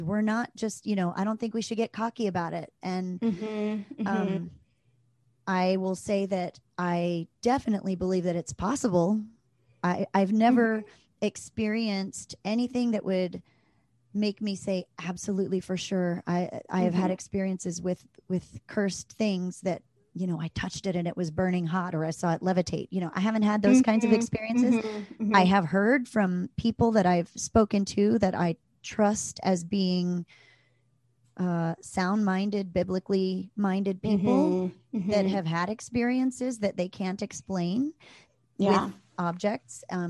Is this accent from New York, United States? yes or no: no; Maryland, United States; when I was a kid, I grew up in Maryland